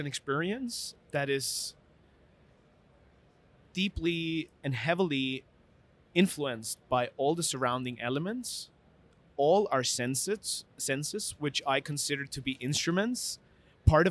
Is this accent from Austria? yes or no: yes; Vienna, Austria; I grew up in Vienna, which is a beautiful city, but in a very easy family setting